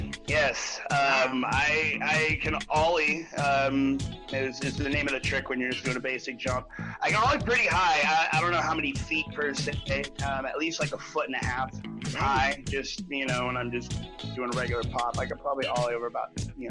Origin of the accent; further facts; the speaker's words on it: Los Osos, California, United States; also born or lived in Lompoc, California; I have a couple places I call my hometown, so Los Sosos being one of them. It's where I went to school, it's where I grew up.